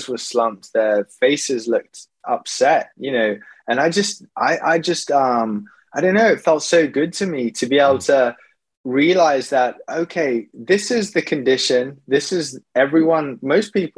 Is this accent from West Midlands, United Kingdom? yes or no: yes; Wolverhampton, West Midlands, United Kingdom; moved away; I came back full circle, came back to my hometown and joined the 100 Marathon Club with Wolverhampton